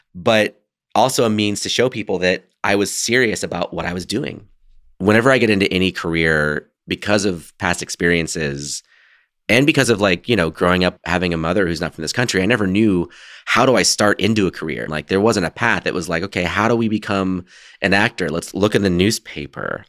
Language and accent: English; United States; I grew up very Americanized